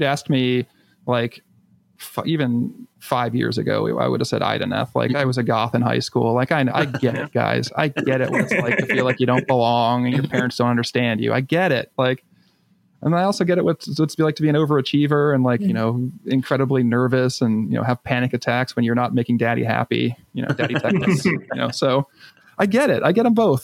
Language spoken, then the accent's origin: English; United States; as an American